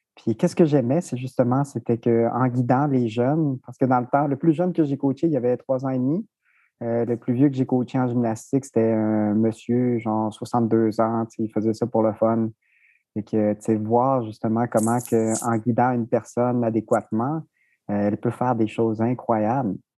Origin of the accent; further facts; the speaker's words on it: Rimouski, Quebec, Canada; also born or lived in Mexico; now in Montreal, Canada; je suis arrivé à Rimouski à l'âge de 7 ans. Donc, je suis originaire du Mexique